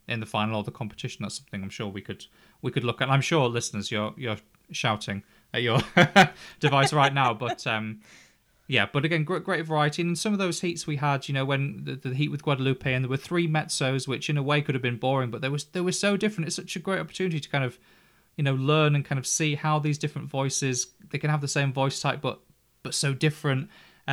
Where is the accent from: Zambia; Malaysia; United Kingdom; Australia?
United Kingdom; England; because we're English